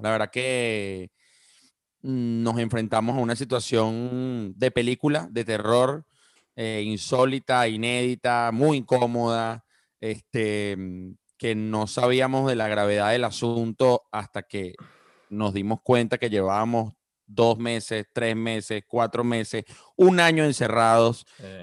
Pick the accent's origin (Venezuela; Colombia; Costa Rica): Venezuela; estando yo ya a finales de bachillerato en Venezuela